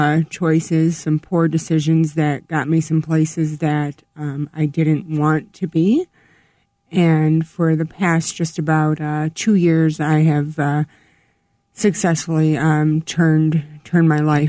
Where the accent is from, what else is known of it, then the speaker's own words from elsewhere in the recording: Chicago, Illinois, United States; Well, I am a Chicago native, born and raised on the South Side, Bridgeport.